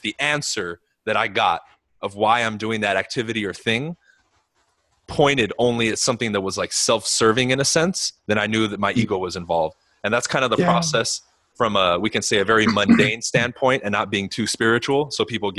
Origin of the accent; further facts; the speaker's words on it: Los Angeles, California, United States; I was like, oh, you know, I grew up like close to Beverly Hills and I'm kind of in South Central